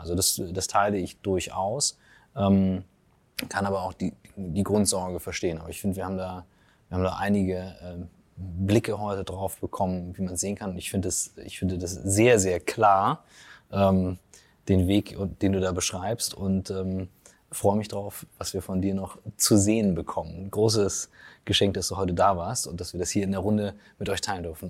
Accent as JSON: {"language": "German", "country": "Germany", "said": "ich als Deutscher aufwachse"}